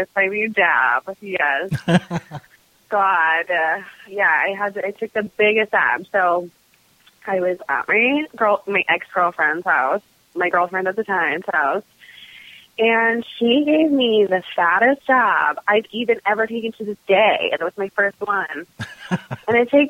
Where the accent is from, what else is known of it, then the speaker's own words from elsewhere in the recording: Southern California, United States; I grew up in Southern California